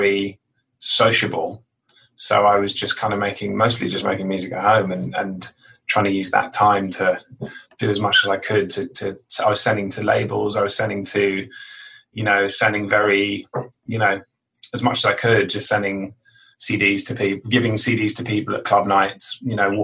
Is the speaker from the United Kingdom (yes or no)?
yes; London, United Kingdom; now in New York, United States; I grew up in London, sort of like on the out. I mean, actually, you say London or the countryside. It was kind of halfway between, you know, I was stuck in the middle of both, really, on the outskirts of London.